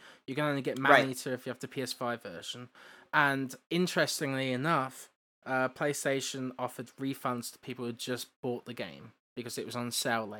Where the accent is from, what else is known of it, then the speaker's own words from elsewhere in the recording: England, United Kingdom; I'm English, that's the difference.